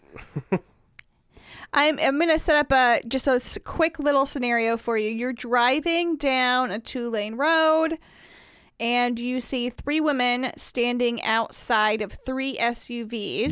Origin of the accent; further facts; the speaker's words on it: Indiana, United States; I grew up in Indiana